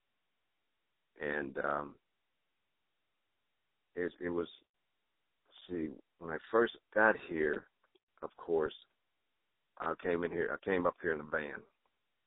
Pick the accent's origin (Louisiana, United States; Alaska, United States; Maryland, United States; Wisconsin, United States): Louisiana, United States; New Orleans; also born or lived in Nebraska; now in Nashville, United States; I was born and raised in New Orleans, Louisiana.